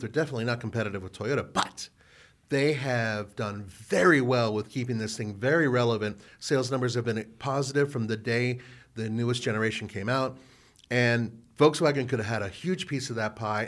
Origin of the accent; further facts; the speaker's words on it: California, United States; I grew up in California where we had the Rose Parade